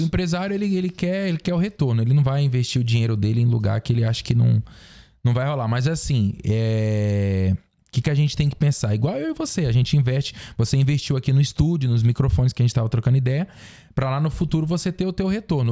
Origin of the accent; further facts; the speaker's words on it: Xinguara, Pará, Brazil; moved away; also born or lived in Mineiros, Goiás (born) / Goiânia; depois eu fui pro Pará, para essa cidade de Xinguara, que é onde eu fui criado. Minha vida inteira, meus, meus melhores amigos, minha infância, passei tudo lá